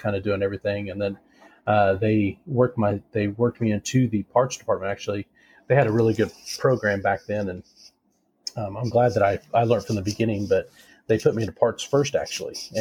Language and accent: English; Western Kansas, United States; also born or lived in Greenfield, Indiana / Colorado; I'm a Kansas native. I was born in Greenfield, Indiana, and my dad did construction. So after we were born, we moved to Colorado, then back to Kansas, where my family originally was from